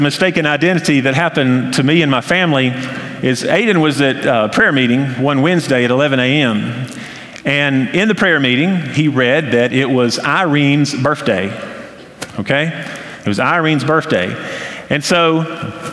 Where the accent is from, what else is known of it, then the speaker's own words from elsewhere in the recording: Hendersonville, North Carolina, United States; In my hometown of Hendersonville, or Flat Rock, I remember growing up